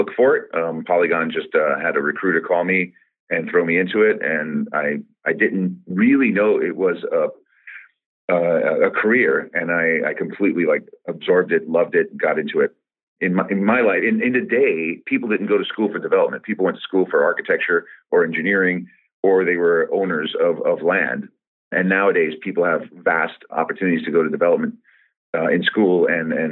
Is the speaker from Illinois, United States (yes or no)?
no; New York City, New York, United States; moved away as an adult; now in Vancouver, Canada; I grew up in New York, in Queens, in New York City. And I came over here in my 30s